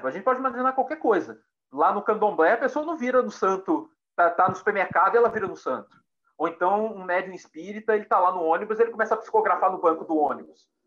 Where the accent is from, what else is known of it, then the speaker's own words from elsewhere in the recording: Pedro Leopoldo, Minas Gerais, Brazil; eu nasci em Pedro Leopoldo